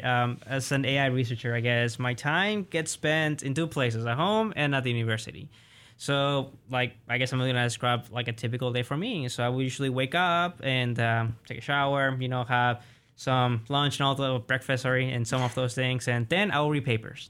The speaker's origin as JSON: {"language": "English", "region": "Colima", "country": "Mexico", "tie": "born or raised there", "also_born_or_lived": "Oklahoma, United States", "moved": "yes", "lives_now": "United States", "said": "in my hometown, Colima, because I'm from the west of Mexico"}